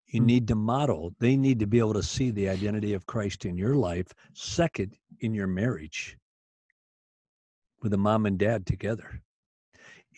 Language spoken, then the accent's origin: English; Union City, Michigan, United States; also born or lived in Battle Creek, Michigan; Union City, where I was born in Union City